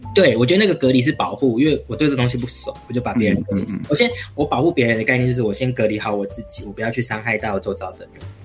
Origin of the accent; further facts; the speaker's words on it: Taichung, Taiwan; 台中，对，我是嗯。台中的小孩，有台中土生土长